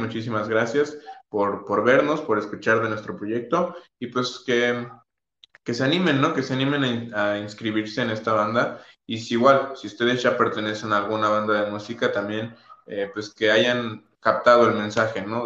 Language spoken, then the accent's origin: Spanish; Mexico; todos somos de la misma comunidad, todos somos mexicanos